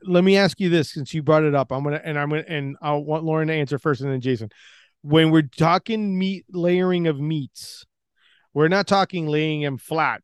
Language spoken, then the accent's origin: English; Orlando, Florida, United States; I'm from Orlando, Florida.